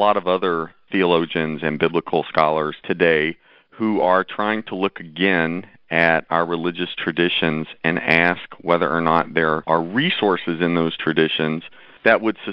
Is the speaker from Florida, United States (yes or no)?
no; Tennessee, United States; also born or lived in Nashville, Tennessee; now in Chicago, United States; I was born in Tennessee and lived there for a number of years